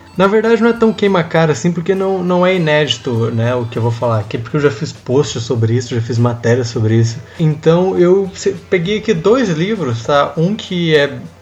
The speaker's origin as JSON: {"language": "Portuguese", "region": "interior of Paraná", "country": "Brazil", "tie": "born or raised there", "moved": "yes", "said": "eu venho do interior do Paraná, onde a cultura sertaneja é muito forte, né? A música sertaneja é muito forte. Então é, eu cresci na, ouvindo sertanejo"}